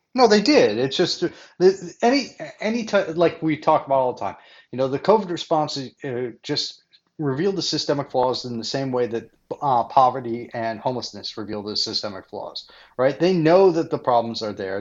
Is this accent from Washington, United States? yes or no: no; Rhode Island, United States; my home state of Rhode Island